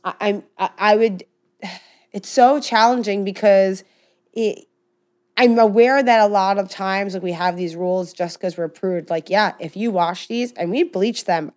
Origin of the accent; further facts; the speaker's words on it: United States; I do come from some privilege, as I mean, anybody growing up in America